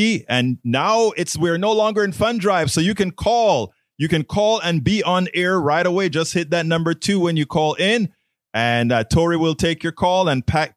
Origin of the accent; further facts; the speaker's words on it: Panama; now in United States; I'm from Panama, Latino